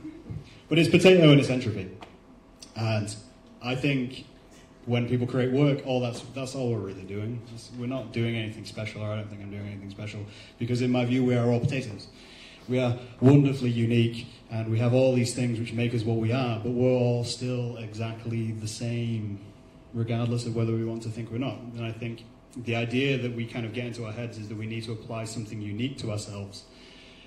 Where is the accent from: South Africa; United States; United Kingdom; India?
United Kingdom; England; We're English